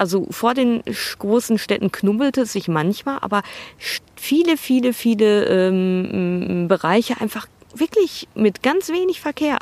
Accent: Ruhr area, North Rhine-Westphalia, Germany; ich komme aus dem Ruhrgebiet

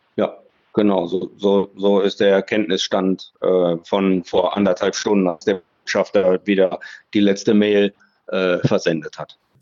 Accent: Germany; Wir sind weit und breit als Deutsche die einzigen, die hier informiert werden

